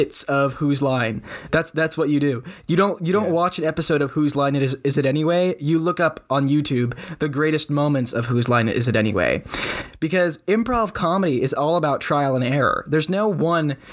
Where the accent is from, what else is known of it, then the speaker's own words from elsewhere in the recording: Fresno, California, United States; We are from Fresno